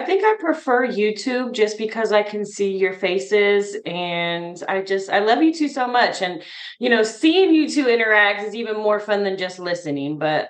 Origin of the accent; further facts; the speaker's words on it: Midwest, United States; also born or lived in Bargersville, Indiana; Well, I am from the Midwest. I reside in Indiana, a little town called Bargersville, which is south of the big city, Indianapolis. I live in a little country kind of area.